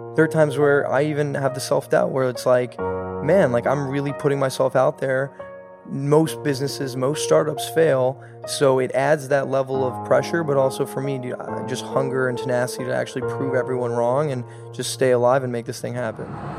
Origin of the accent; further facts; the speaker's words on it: Los Angeles, California, United States; born and raised in Los Angeles